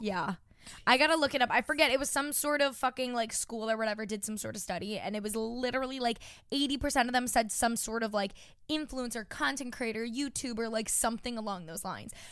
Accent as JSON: {"language": "English", "area": "Long Island", "region": "New York", "country": "United States", "tie": "born or raised there", "lives_now": "New York City, United States", "said": "I'm from Long Island, New York"}